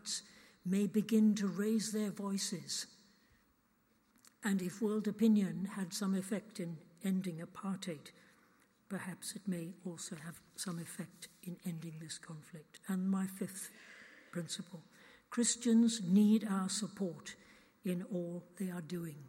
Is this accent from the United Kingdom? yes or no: yes; United Kingdom; as British people